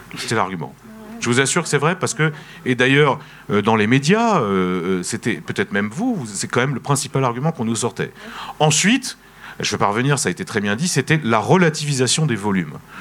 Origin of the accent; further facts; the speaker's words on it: France; en tant que français en tant qu'Européen